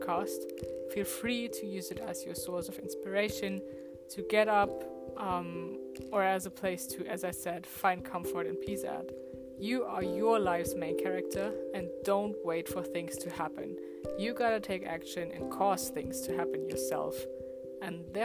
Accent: Germany; I was born and raised in Germany

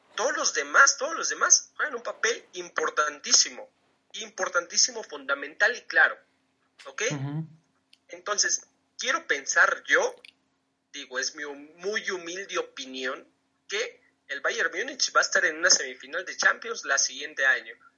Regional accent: Mexico; Yo siendo mexicano

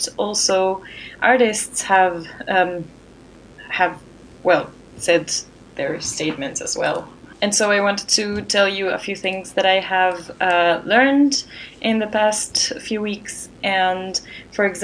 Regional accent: Ecuador; moved away; in my home country of Ecuador

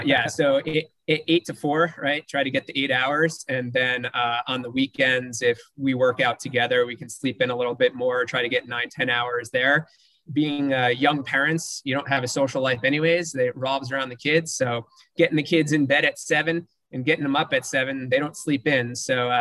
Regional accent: New Jersey, United States; also born or lived in Los Angeles, United States / Nashville, United States; now in Houston, United States; growing up in New Jersey, moving out

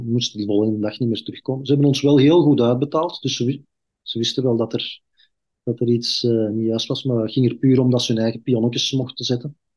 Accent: Belgium; ik ben zelf een Kempenaar

